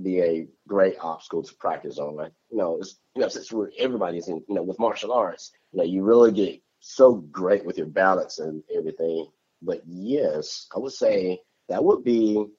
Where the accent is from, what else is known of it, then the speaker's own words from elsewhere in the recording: Tuscaloosa, Alabama, United States; right in my hometown